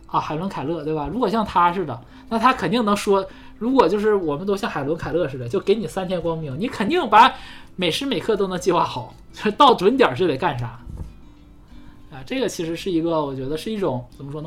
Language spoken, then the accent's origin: Chinese; China; 我们中国人